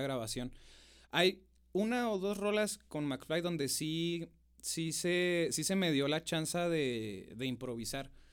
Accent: Namiquipa, Chihuahua, Mexico; now in Chihuahua, Mexico; Soy del maravilloso rancho de Namiquipa, oiga. sí, soy de Namiquipa, este, del terrero Namiquipa

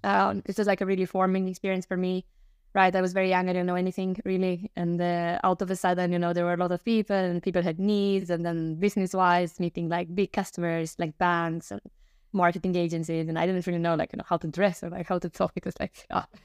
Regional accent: Romania; moved away; I'm originally from Romania

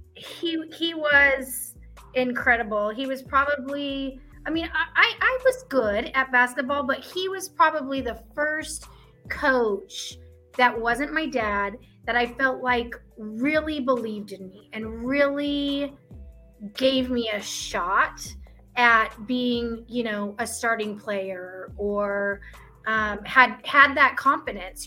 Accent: Midwest, United States; now in Arizona, United States; I am from the Midwest

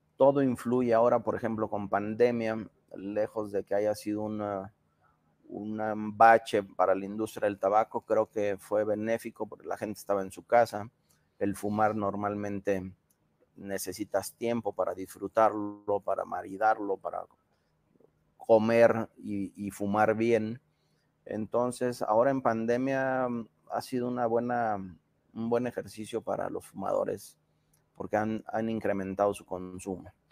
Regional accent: Mexico; somos los mexicanos

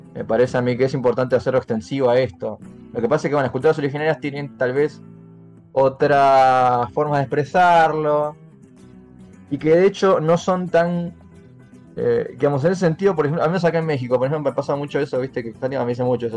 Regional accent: Argentina; cómo me pienso yo como argentino

